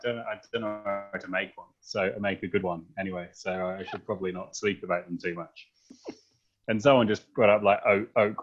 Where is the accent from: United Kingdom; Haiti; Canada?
United Kingdom; England; moved away as an adult; also born or lived in New Zealand / Wellington / Melbourne; now in Warrandyte, Australia; I'm English